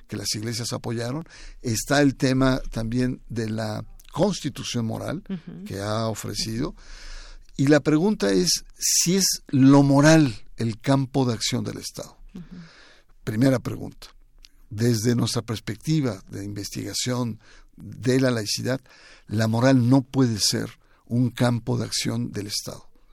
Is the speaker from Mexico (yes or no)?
yes; Mexico